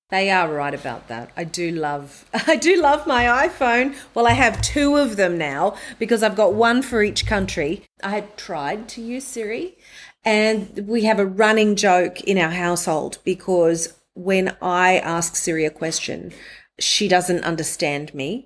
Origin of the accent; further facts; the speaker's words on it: Mackay, Queensland, Australia; moved away as an adult; also born or lived in Brisbane, Australia / Sydney, Australia / New York City, United States; I'm gonna move from Mackay in North Queensland near the Great Barrier Reef, the Whitsundays region.